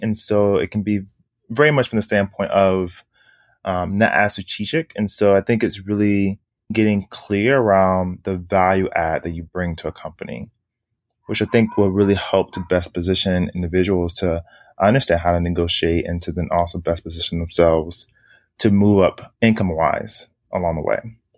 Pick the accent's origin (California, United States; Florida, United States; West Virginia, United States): Florida, United States; Miami; moved away as an adult; now in Harlem, New York, United States; born and raised in Miami, Florida